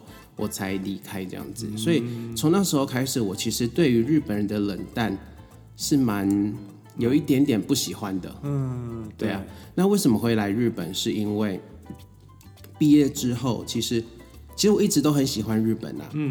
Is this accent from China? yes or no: no; Taiwan; moved away as an adult; now in Tokyo, Japan; 只有我一个台湾人。